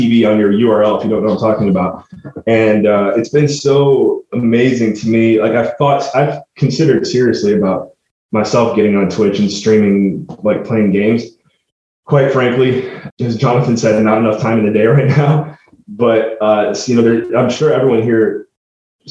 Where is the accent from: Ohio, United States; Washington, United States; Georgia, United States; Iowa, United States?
Ohio, United States; Painesville; moved away as an adult; now in Newfoundland, Canada; my hometown, Cleveland-ish, Painesville, Ohio, to be specific